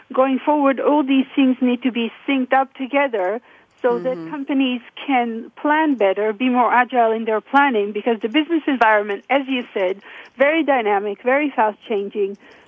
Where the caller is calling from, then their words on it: Oregon, United States; I'm calling from south of Salem, Oregon.